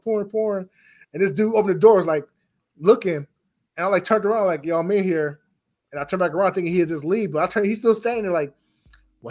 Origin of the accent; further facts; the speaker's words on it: North Chicago, Illinois, United States; born and raised in North Chicago